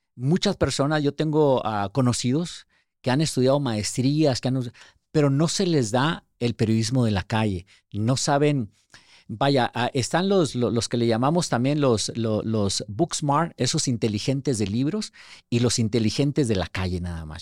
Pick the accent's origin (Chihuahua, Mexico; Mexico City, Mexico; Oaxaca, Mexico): Chihuahua, Mexico; Ciudad Juárez; moved away as an adult; also born or lived in Durango, Mexico; now in United States; nací en Durango y, este, viví gran parte de mi vida en Chihuahua, en Ciudad Juárez, la frontera con El Paso